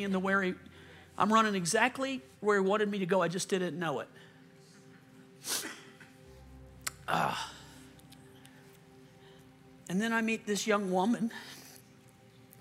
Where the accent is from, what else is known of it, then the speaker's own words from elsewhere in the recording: Louisiana, United States; moved away; I'm from Louisiana